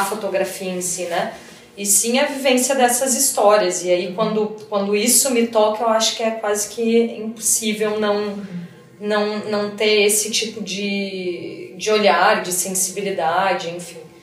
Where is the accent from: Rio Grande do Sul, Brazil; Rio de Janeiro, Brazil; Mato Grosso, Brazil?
Rio Grande do Sul, Brazil; Porto Alegre; moved away as an adult; now in São Paulo, Brazil; comecei a estudar em Porto Alegre, no Rio Grande do Sul, que é de onde eu venho, né, minha cidade